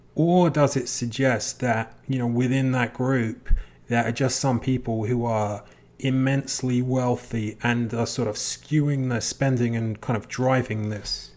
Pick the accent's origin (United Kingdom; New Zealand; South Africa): United Kingdom; England; I'm from England. When I was a kid growing up, there was this particular very famous D J